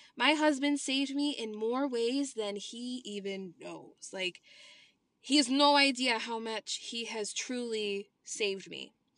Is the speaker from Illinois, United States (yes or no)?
yes; Illinois, United States; I was born and raised in Illinois